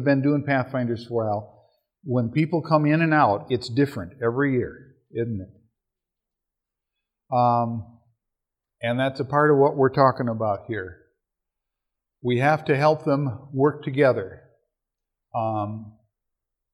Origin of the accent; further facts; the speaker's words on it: Minnesota, United States; I'm from Minnesota.